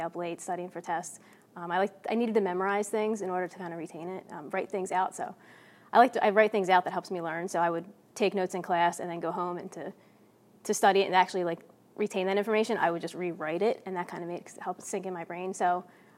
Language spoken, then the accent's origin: English; Philadelphia, Pennsylvania, United States; grew up in Northeast Philadelphia. In Fox Chase section of Philly